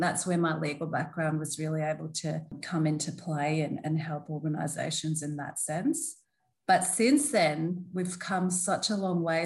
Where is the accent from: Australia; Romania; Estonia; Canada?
Australia; Melbourne, Victoria; moved away as an adult; also born or lived in Brisbane / London; now in Gold Coast, Australia; I was born in Melbourne along with my three sisters, but I very much grew up in a Turkish household